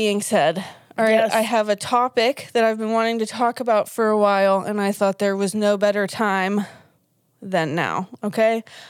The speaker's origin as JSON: {"language": "English", "town": "Pittsburgh", "region": "Pennsylvania", "country": "United States", "said": "We are obviously from Pittsburgh, PA, as we have said possibly a trillion times. We're here in Pennsylvania."}